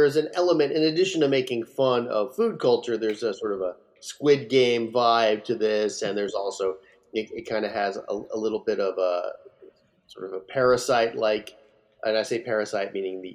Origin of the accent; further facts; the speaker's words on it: Phoenix, Arizona, United States; Phoenix, Arizona, a place that I also grew up